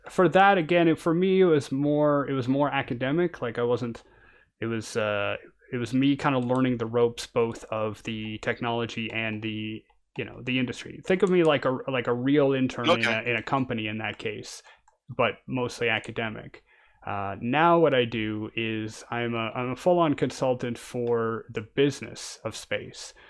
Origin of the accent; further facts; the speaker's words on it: Canada; now in France; I'm a Canadian and I'm living in France